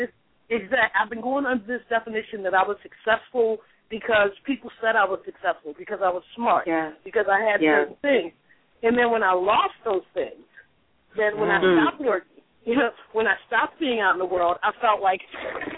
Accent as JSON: {"language": "English", "town": "Baltimore", "region": "Maryland", "country": "United States", "moved": "yes", "lives_now": "California, United States", "said": "I'm from Baltimore as well"}